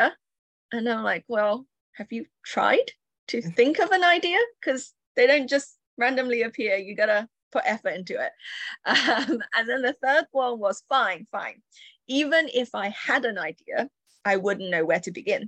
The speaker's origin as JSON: {"language": "English", "region": "Yorkshire and the Humber", "country": "United Kingdom", "tie": "born or raised there", "also_born_or_lived": "Chengdu, China", "second_language": "English", "said": "I was born in China, and up to the age of 8, I lived in a busy, dynamic city called Chengdu, which is home to spicy food and pandas. And in the summer, I was 8. I was, I guess, plunged into the Yorkshire countryside in Britain"}